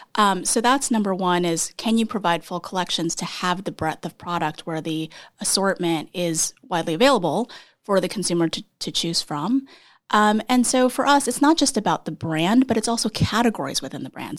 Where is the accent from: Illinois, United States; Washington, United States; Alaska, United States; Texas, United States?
Texas, United States; moved away as an adult; also born or lived in Iowa, United States; now in New York, United States; I, uh, am from Texas, but my parents are South Korean, and I was born in Iowa